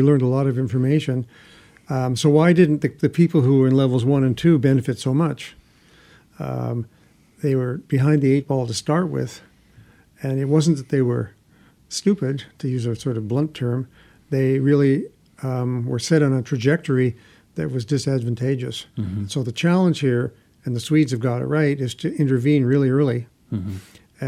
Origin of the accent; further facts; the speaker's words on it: Canada; I'm from Canada